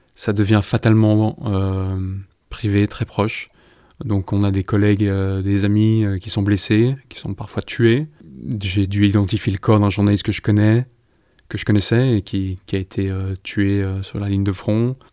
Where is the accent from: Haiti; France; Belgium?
Belgium; Brussels, Brussels-Capital Region; moved away as an adult; also born or lived in Iraq / West Bank / London; j'ai décidé de m'installer à Bruxelles, ma ville natale